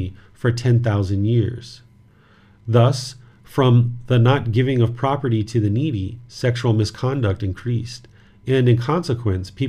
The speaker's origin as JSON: {"language": "English", "country": "United States", "tie": "born or raised there", "moved": "yes", "said": "where I grew up in America"}